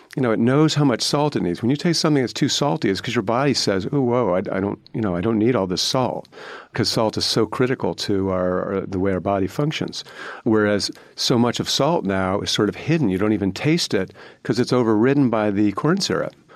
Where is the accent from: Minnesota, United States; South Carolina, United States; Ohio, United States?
Ohio, United States; Cleveland; I grew up in Cleveland in the 1970s.